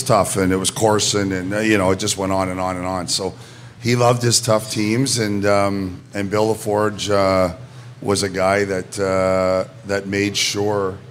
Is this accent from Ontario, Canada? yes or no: yes; Toronto, Ontario, Canada; I grew up in Toronto, grew up in Etobicoke